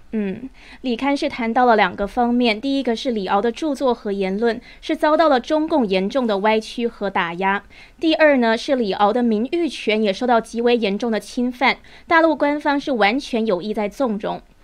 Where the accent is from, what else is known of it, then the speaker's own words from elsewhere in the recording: Taiwan; 我身为台湾人